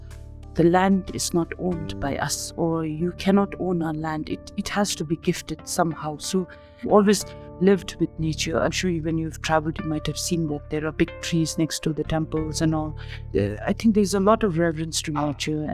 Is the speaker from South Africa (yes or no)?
no; Wangdue Phodrang, Bhutan; I come from Wangdi. It's an arid area.